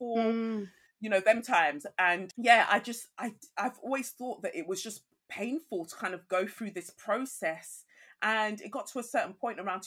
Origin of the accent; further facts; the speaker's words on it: England, United Kingdom; also born or lived in Nigeria; I was born in Nigeria and I came to England when I was 5.